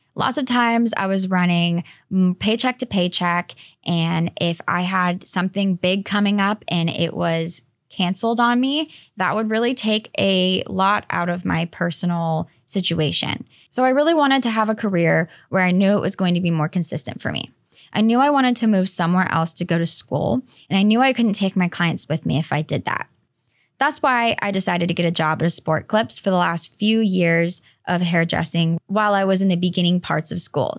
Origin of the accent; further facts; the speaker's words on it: Greensboro, North Carolina, United States; moved away as an adult; I was living in my hometown of Greensboro, North Carolina